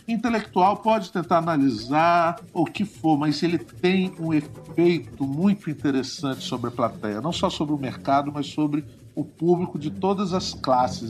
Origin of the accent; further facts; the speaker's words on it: Guarapari, Espírito Santo, Brazil; sou do Espírito Santo, sou de uma cidade chamada Guarapari e cresci numa aldeia de pescadores.